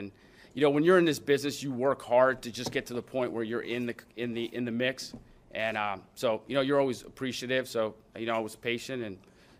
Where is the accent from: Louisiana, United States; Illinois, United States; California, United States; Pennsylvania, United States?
Louisiana, United States; New Orleans; moved away as an adult; now in Pittsburgh, United States; I was born and raised in New Orleans